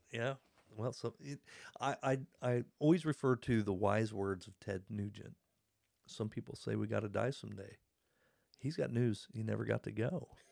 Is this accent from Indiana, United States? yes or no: yes; Hartford City, Indiana, United States; my childhood home is now a pond